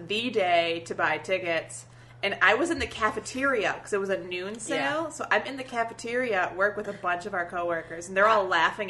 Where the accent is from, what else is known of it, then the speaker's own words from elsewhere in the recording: Detroit, Michigan, United States; moved away; I am from Metro Detroit